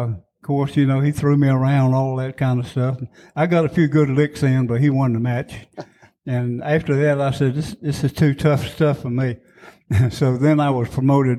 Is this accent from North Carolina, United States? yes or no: yes; Wilson, North Carolina, United States; also born or lived in San Diego, California; I was born and raised in Wilson